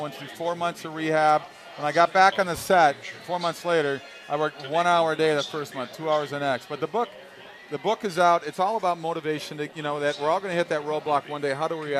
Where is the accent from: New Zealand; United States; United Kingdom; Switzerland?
United States; Minnesota; moved away; I'm a Norwegian boy. I'm from Minnesota. It's filled with Vikings.